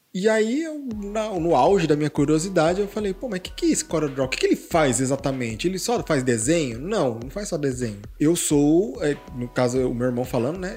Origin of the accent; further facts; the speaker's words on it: Hortolândia, São Paulo, Brazil; Eu moro aqui em Hortolândia desde os 5 anos de idade